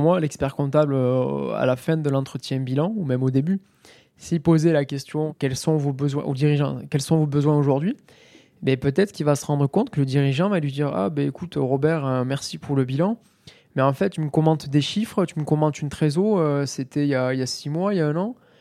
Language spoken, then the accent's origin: French; Mazamet, Occitania, France; also born or lived in Toulouse; je viens de, de Mazamé, dans le Tarl